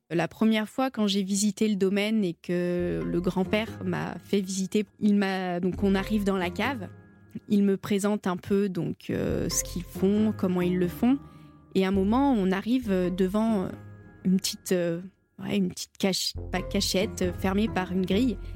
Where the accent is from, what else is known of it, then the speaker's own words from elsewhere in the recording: Rhône Valley, France; Chez nous, en Vallée du Rhône, c'est l'université du vin de suse